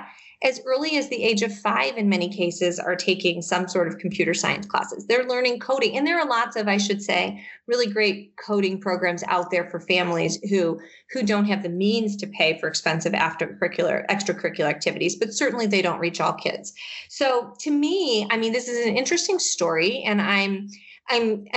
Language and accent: English; Michigan, United States; now in Massachusetts, United States; I grew up in Michigan